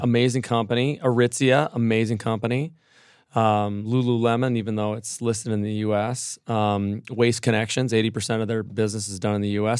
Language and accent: English; Minneapolis, Minnesota, United States; moved away; Minneapolis, my, my hometown